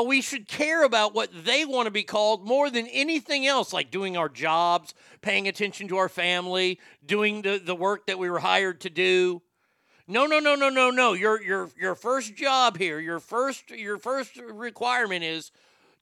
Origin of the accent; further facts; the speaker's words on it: Garland, Texas, United States; The city of Dallas, my hometown, if you will, my hometown's Garland, but, you know, Dallas.